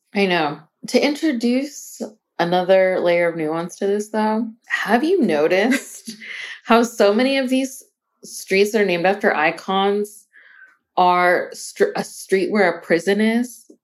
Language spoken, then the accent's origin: English; Arizona, United States; we are from Arizona